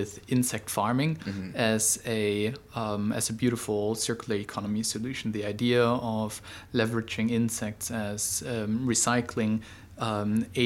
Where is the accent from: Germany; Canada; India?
Germany; Berlin; moved away as an adult; now in Singapore; I'm originally from Germany, but have been here in Southeast Asia, in Singapore, for the last 11 years